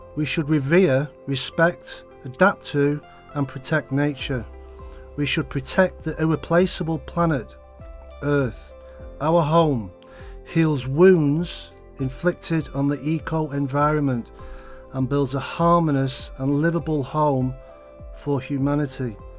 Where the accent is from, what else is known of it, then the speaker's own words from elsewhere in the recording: United Kingdom; now in Beijing, China; from the United Kingdom and I work in the education sector in Beijing